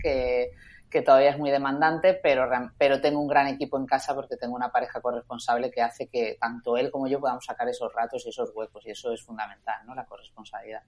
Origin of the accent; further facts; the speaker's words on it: Málaga, Andalusia, Spain; moved away as an adult; also born or lived in Madrid; un 5 de agosto de 1981, nací en Málaga